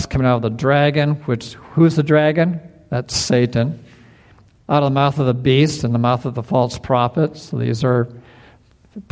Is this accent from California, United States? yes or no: no; Indiana, United States; moved away; also born or lived in Wisconsin; I grew up in Indiana and Wisconsin, and we had lightning storms and thunder, and it would shake the house